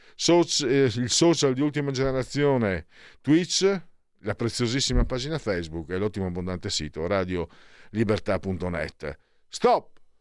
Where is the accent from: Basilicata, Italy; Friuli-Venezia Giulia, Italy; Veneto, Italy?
Friuli-Venezia Giulia, Italy; vengo dal Friuli